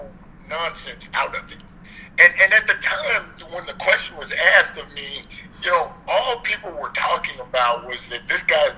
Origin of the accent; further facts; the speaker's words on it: United States; I am an American